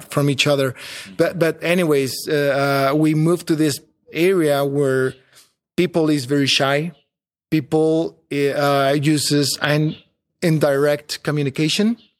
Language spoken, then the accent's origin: English; Mexico City, Mexico; moved away as an adult; also born or lived in San Luis Potosí; I was from Mexico City and, and, well, I am from Mexico City. I was living there, working there.